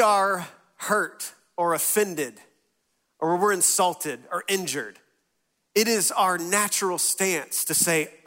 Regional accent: West Texas, United States; we grew up in West Texas

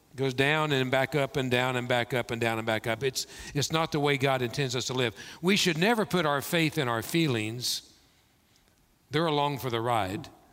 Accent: Kentucky, United States; moved away; growing up in Kentucky, we had caves, we had bats

